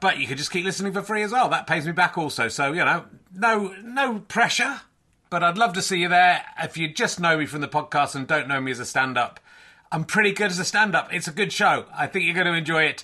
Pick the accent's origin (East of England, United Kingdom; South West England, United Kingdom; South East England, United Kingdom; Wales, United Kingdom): South West England, United Kingdom; Cheddar; moved away; also born or lived in Yorkshire; back in Cheddar doing this from my childhood home.